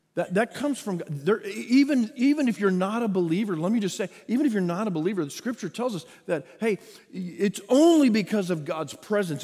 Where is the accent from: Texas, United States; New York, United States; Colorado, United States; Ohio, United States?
Texas, United States; I am born and raised in Texas